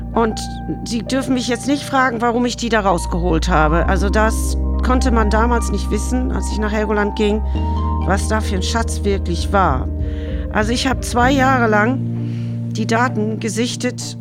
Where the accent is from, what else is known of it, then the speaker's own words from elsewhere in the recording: Dublin, Leinster, Ireland; German is a second language; moved away as an adult; now in Sylt, Germany; ich bin ja in Dublin geboren und da ist alles auch vom Meer dominiert